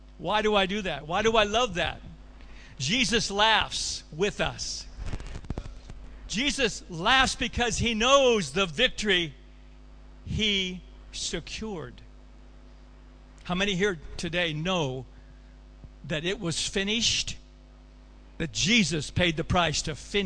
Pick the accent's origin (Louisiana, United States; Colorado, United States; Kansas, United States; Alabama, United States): Colorado, United States; my hometown of Colorado